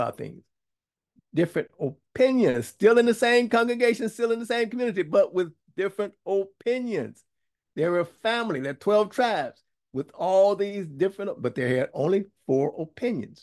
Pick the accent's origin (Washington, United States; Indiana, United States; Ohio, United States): Indiana, United States; Gary; I come from Gary, Indiana, Midwest